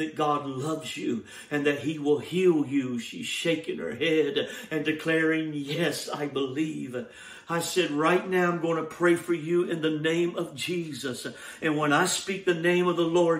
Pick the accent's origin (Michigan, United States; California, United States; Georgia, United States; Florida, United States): Georgia, United States; moved away; my home state of Georgia